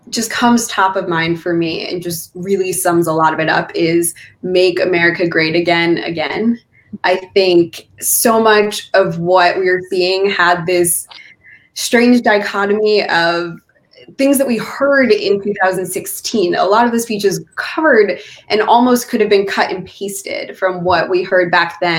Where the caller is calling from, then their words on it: Pennsylvania, United States; So I am calling in from Pennsylvania